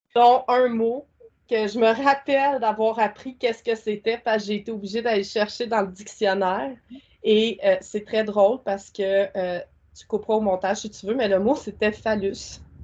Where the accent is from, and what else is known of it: Quebec, Canada